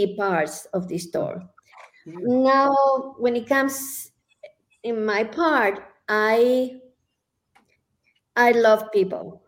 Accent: Guadalajara, Jalisco, Mexico; now in Santa Fe, United States; I come from Guadalajara, from Mexico.

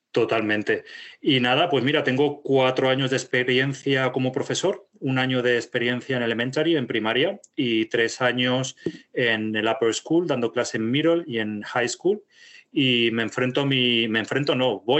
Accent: Alcorcón, Community of Madrid, Spain; now in Miami, United States; yo soy de Madrid, soy de la Costa Marrón.

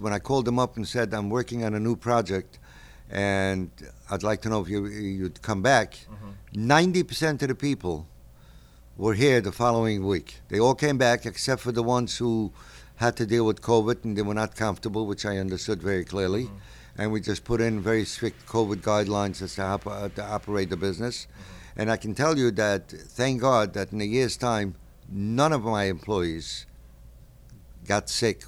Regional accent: New York City, New York, United States; I was born right near the Brooklyn Navy Yard

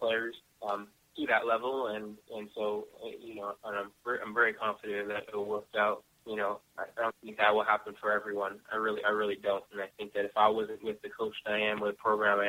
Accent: Canada; now in Alabama, United States; I'm still Canadian

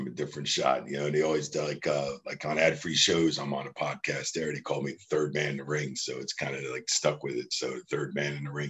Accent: New Jersey, United States; also born or lived in Houston; now in Tampa, United States; I moved to Tampa from Houston. I'm from New Jersey, and was in Houston for about 13, 14 years. And I moved to Tampa to get closer to the PC Center and to do things.

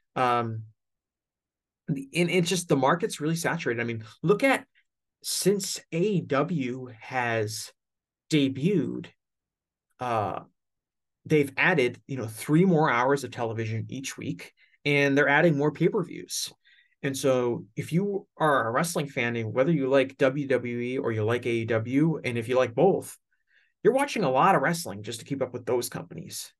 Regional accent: United States; I'm an American

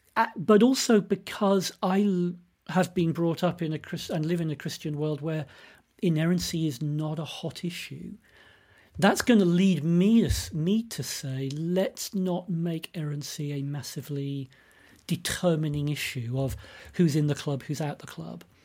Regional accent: United Kingdom; I'm British. Um, lived all my life in the U K

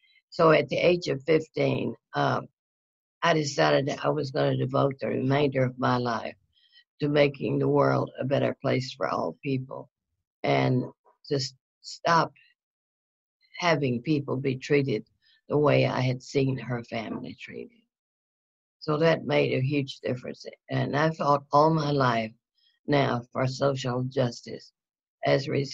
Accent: North Louisiana, United States; moved away; also born or lived in Houston; I grew up in North Louisiana

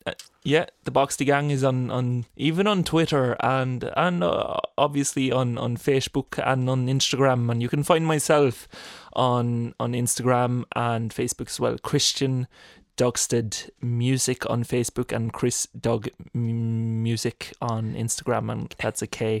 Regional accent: Norway; moved away; We're all pure, purebred Norwegians

